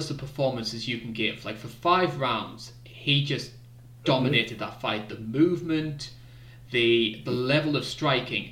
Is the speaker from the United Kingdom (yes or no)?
yes; United Kingdom; I'm British, we have no wrestling in our country